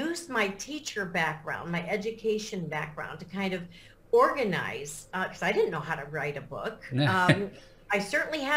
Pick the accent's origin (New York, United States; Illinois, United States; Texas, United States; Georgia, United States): Illinois, United States; Lake Forest; moved away as an adult; now in St. Croix, U.S. Virgin Islands; I grew up in the northern suburbs, I guess it would be called, the North Shore of Chicago